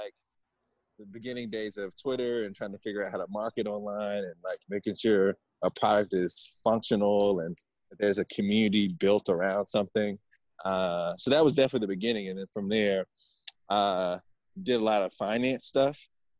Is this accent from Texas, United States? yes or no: yes; DeSoto, Texas, United States; I grew up in DeSoto, Texas, which is maybe about 15 minutes south of downtown Dallas.